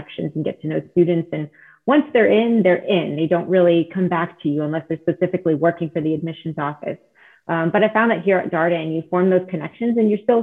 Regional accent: South Florida, United States; English is a second language; also born or lived in Israel / California; I grew up a little in California and then mostly in South Florida

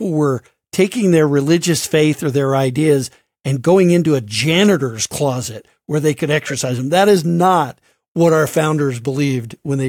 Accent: Colorado, United States; I'm from Colorado.

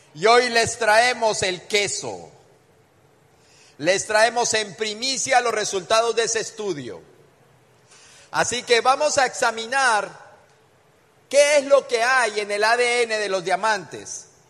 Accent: Colombia; Venimos desde Colombia

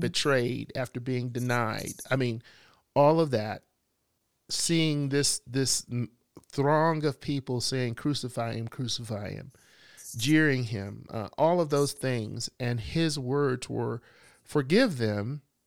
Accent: Bessemer, Alabama, United States; I was living in Alabama, I was a teenager. I was walking down the street downtown, uh, Bessemer, my hometown

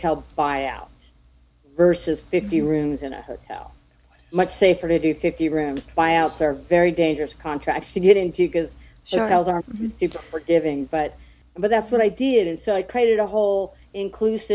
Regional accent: Mill Valley, California, United States; I grew up in Mill Valley, California, a small suburb right outside of San Francisco

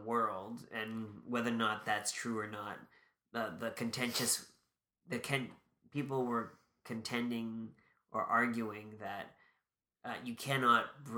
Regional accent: Canada; a Canadian public member

